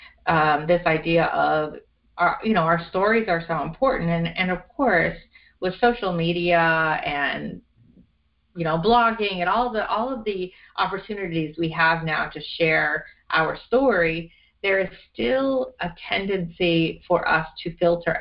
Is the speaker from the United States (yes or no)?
no; Canada; born or raised there